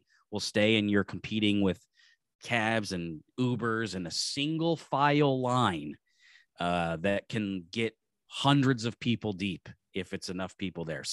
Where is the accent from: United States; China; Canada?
United States; San Diego, California; We're from San Diego